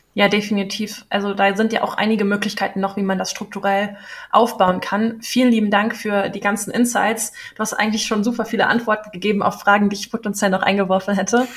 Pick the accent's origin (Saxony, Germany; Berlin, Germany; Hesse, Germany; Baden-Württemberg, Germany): Berlin, Germany; Ich bin auch echte Berlinerin, in der Charité geboren